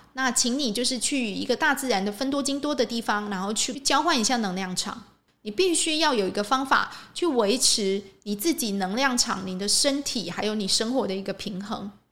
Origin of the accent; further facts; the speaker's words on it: Changhua County, Taiwan; 我住彰化吼， 我是彰化人， 我们附近就有一个很有名的城隍庙， 在鹿港哦